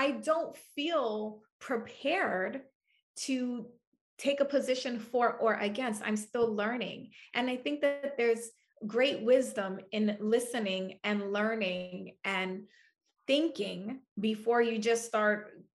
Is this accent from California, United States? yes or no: no; New York City, New York, United States; moved away; I'm from New York City. My family still lives there.